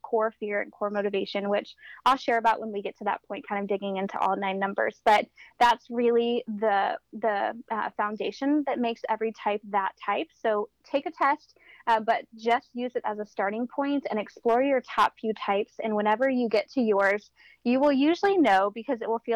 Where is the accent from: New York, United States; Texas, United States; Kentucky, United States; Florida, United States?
Florida, United States; moved away as an adult; also born or lived in Indiana; I actually was born and raised in Florida.